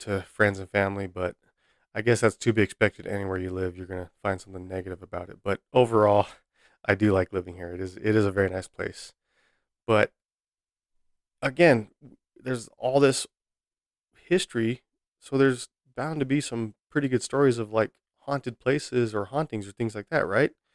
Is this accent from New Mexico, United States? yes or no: yes; Albuquerque, New Mexico, United States; moved away as an adult; also born or lived in Virginia / San Diego; my hometown of Albuquerque. I was actually born and raised here